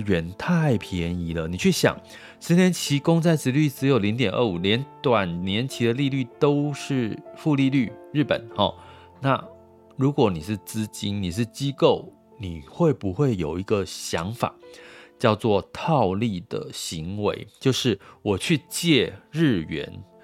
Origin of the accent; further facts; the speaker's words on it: Taiwan; 我们就深在台湾